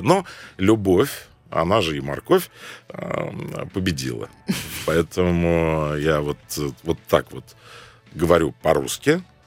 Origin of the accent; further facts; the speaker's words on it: Cairo, Cairo Governorate, Egypt; now in Moscow, Russia; Родился я в Каире